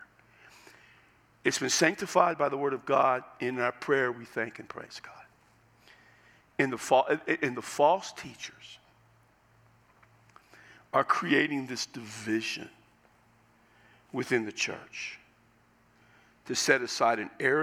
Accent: United States; as an American

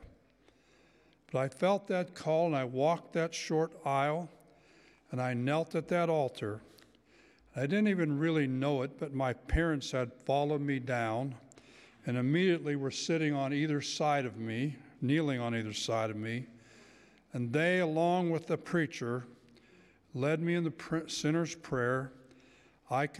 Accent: Cecil, Pennsylvania, United States; my hometown, a little town of Cecil, Pennsylvania, and I was 11 years old

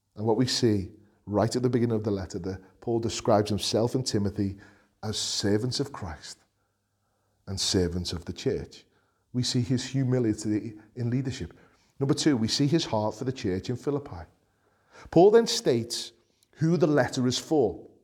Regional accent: Liverpool, North West England, United Kingdom; accent: Scouse; as a scouser, as a, someone who's proud of coming from Liverpool

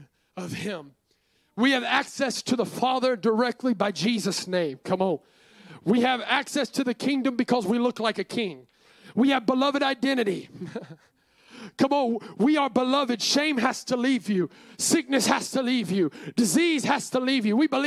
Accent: Virginia, United States; We're from Virginia

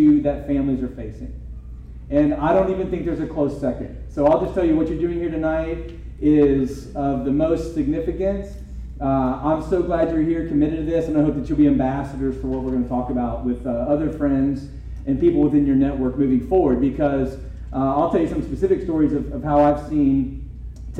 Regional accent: Dayton, Ohio, United States; moved away as an adult; also born or lived in Louisville, Kentucky; I'm originally from Dayton, by the way, which is why I say Louisville, not Louisville

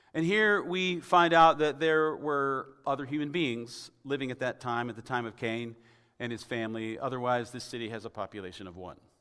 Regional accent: Tennessee, United States; moved away; I'm from Tennessee originally

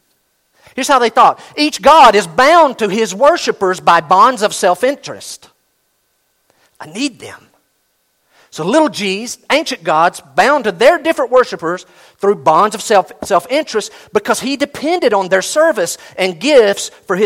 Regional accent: United States; we're very American

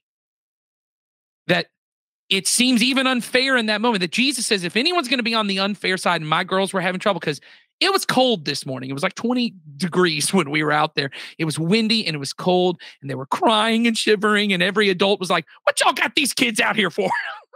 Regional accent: United States; I was born in America

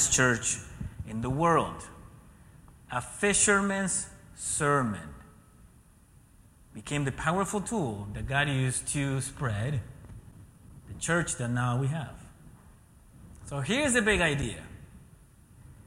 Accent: Ecuador; moved away; being born and raised in Ecuador

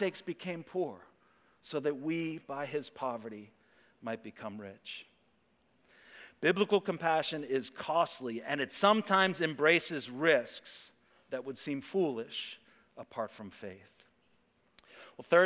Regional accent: United States; us as American Christians

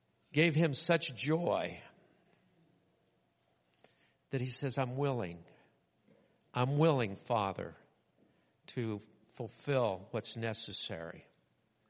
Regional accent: Southern California, United States; When I was growing up in Southern California, we had driver's training

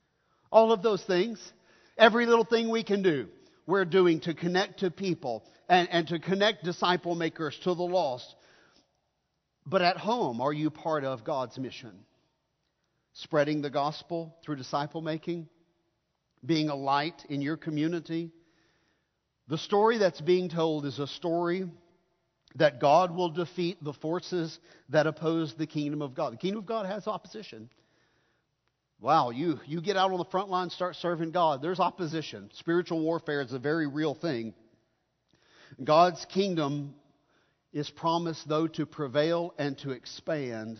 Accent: United States; I'm an American through and through

